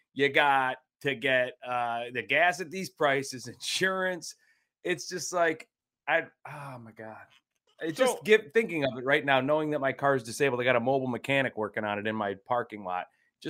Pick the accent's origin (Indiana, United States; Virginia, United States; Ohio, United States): Ohio, United States; I'm from Ohio.